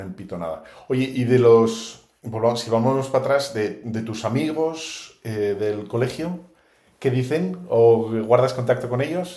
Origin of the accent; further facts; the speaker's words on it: Bilbao, Basque Country, Spain; yo soy de Bilbao